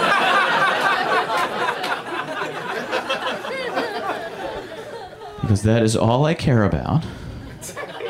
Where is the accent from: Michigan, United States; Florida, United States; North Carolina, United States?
Michigan, United States; moved away; I'm from Michigan